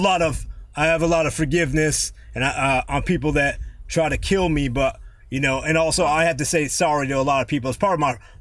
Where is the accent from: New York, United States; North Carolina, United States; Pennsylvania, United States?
New York, United States; Yonkers; born there; You know, I was born in New York. Yonkers.